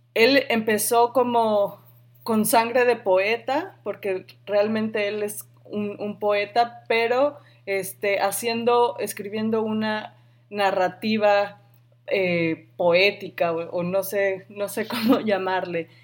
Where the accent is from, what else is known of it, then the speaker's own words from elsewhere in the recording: Sonora, Mexico; now in Chicago, United States; yo crecí en Sonora